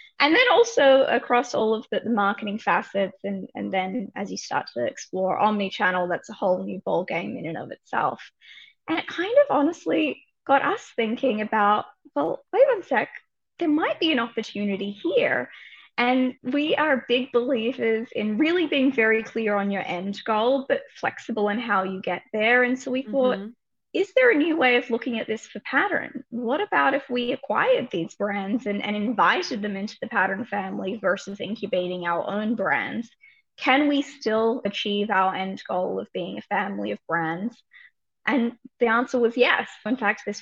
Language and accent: English; Australia; moved away as an adult; now in New York, United States; I'm an Aussie originally, have been here, you know, about a decade.